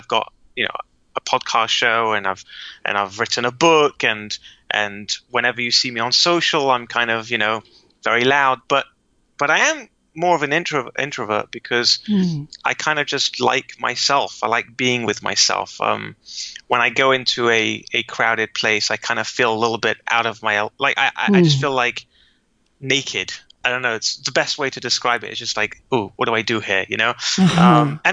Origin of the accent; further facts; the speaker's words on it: London, United Kingdom; now in Israel; I was born and raised in London.